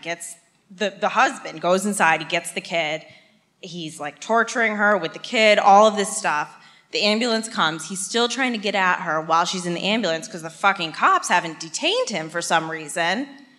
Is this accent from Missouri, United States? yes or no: no; Connecticut, United States; moved away as an adult; also born or lived in Medford, Massachusetts; now in Massachusetts, United States; I've lived here for 5 years, but I'm from Connecticut.